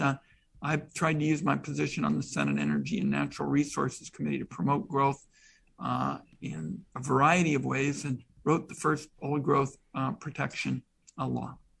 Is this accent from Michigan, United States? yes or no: no; Portland, Oregon, United States; I'm from Portland.